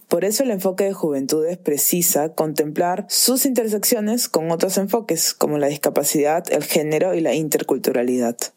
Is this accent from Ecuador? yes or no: no; Peru; mi último año como joven peruana